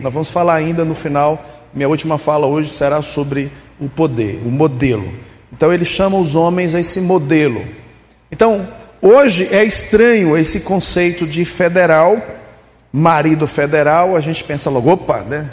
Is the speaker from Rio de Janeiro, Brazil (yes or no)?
no; Casa Nova, Bahia, Brazil; moved away; lá na terra onde eu fui criado, nas Caraíbas dos Bragas, no interior de Casa Nova